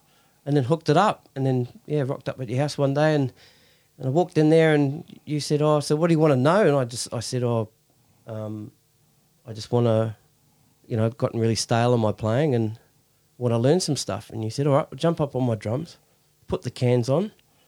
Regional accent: New Zealand; So did my research, found out who you guys were, because I came from New Zealand.

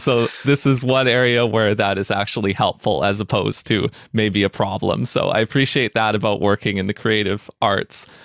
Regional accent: New Westminster, British Columbia, Canada; I grew up here in the Vancouver area in a city called New Westminster

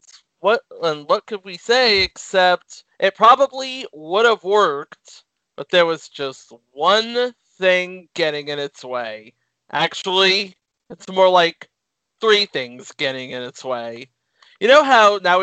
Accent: Central California, United States; I remember growing up in Central California, we would get the feeds from KTLA

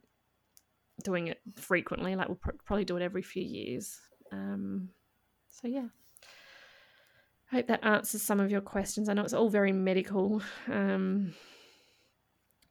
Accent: Adelaide, South Australia, Australia; my hometown.

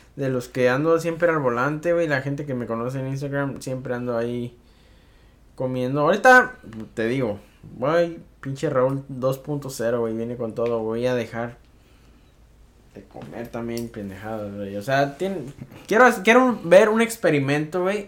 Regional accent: Mexico; uno como mexicano

